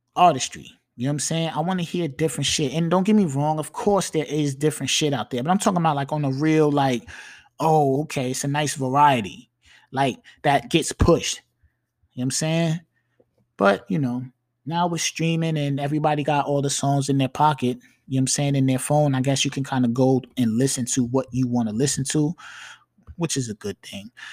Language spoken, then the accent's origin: English; New York, United States; accent: New York; You can hear that I'm from New York when I talk